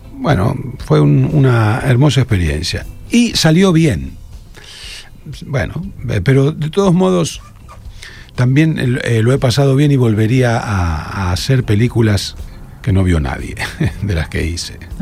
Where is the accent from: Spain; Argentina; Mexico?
Argentina; Rosario, Santa Fe; moved away as an adult; Me fui de Rosario, acá trabajaba, acá donde vivo ahora. Eh, me fui a, los 19